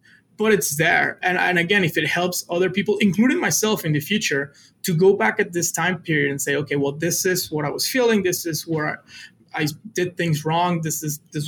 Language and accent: English; Matamoros, Tamaulipas, Mexico; English is a second language; moved away as an adult; also born or lived in Mexico City / San Antonio, Texas; I was born in Mexico City, but I grew up on a border town called Matamoros, which is across from Brownsville, Texas